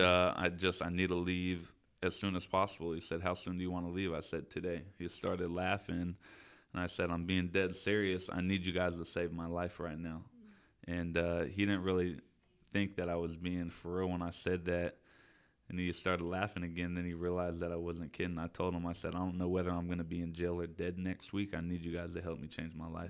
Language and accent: English; Citrus Heights, California, United States; I grew up mainly Citrus Heights, Fairhopes, Orangeville area